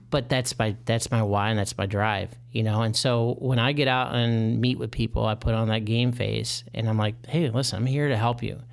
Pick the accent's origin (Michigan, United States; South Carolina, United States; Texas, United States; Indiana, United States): Michigan, United States; moved away as an adult; now in Chicago, United States; I'm originally from Michigan.